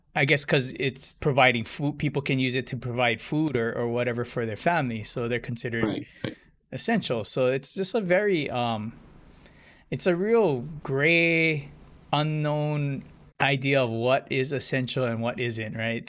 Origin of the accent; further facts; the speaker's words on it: Hilo, Hawaii, United States; I'm from Hilo